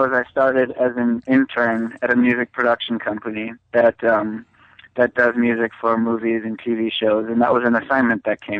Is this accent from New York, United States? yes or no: no; Green Bay, Wisconsin, United States; moved away; Green Bay, Wisconsin.